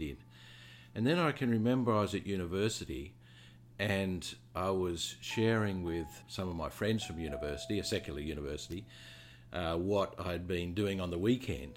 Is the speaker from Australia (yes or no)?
yes; Australia; moved away as an adult; also born or lived in London; now in New Zealand; I'm from Australia